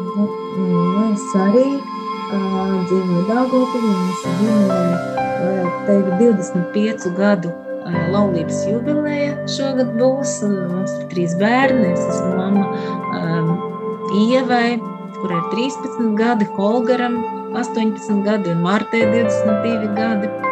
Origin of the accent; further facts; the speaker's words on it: Krāslava, Latgale, Latvia; also born or lived in Riga; es nāku no Latgales, no Krāslava esmu dzimis